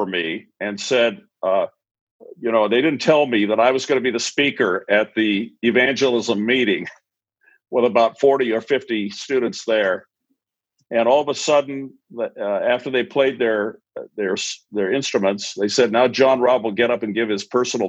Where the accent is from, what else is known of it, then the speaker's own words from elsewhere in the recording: Albuquerque, New Mexico, United States; also born or lived in Malaysia; I grew up in Albuquerque, New Mexico, here in the Southwest, many years back.